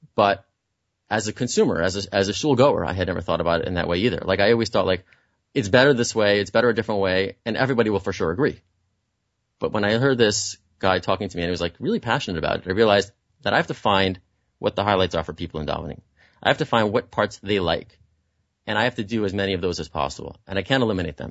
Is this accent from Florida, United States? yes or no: no; Muncie, Indiana, United States; moved away; I'm from Muncie, I'm a country boy